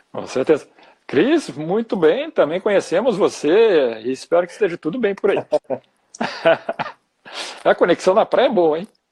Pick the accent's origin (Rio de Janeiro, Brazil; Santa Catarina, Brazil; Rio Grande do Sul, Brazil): Rio Grande do Sul, Brazil; Porto Alegre; somos aqui de Porto Alegre